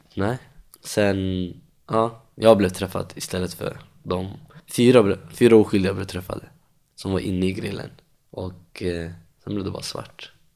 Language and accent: Swedish; Stockholm, Stockholm County, Sweden; Jag är uppvuxen i Tensta, bott där i 24 år, hela livet.